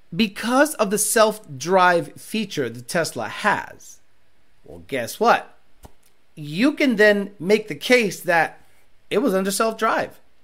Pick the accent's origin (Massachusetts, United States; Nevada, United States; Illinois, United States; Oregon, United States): Massachusetts, United States; Hampden County; I grew up in Hamden County, Massachusetts, in the West